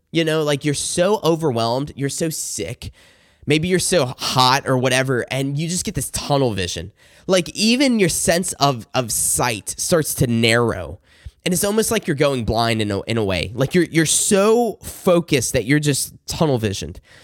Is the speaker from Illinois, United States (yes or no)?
no; South Carolina, United States; I grew up in the Bible Belt in South Carolina.